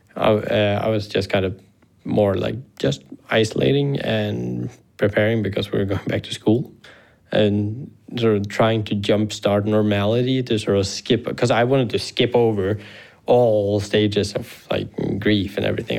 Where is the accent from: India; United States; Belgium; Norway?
Norway; Harstad, Troms; Then we came back to Harstad, so my hometown